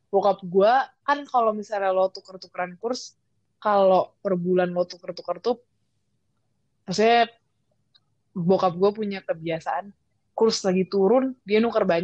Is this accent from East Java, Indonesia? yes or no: no; Bandung, West Java, Indonesia; now in Malaysia; betulnya kan gue asal Bandung ya.